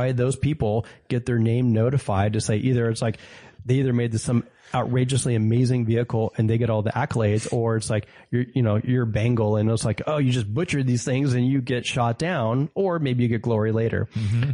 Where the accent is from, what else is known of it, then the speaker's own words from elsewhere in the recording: Santa Cruz, California, United States; also born or lived in Long Beach; I was born and raised in Santa Cruz. And then eventually moved to Long Beach for college and then came back.